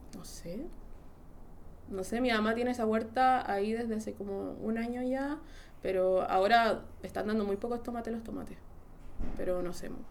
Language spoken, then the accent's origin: Spanish; Santiago, Santiago Metropolitan Region, Chile; also born or lived in France; yo soy como, de Santiago